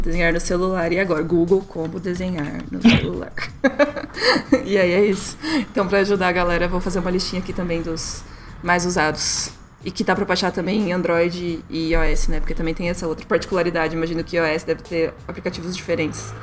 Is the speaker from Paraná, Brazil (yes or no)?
yes; Curitiba, Paraná, Brazil; Curitiba, né? Que é da onde a gente é